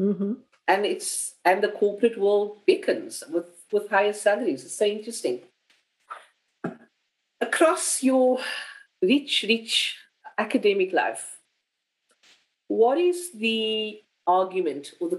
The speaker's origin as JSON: {"language": "English", "country": "South Africa", "said": "and I come to you as a South African"}